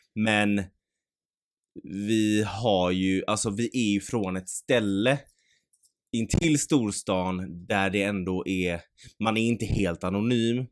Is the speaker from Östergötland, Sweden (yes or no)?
no; Mölndal, Västra Götaland, Sweden; Ja, alltså vi är från Möndal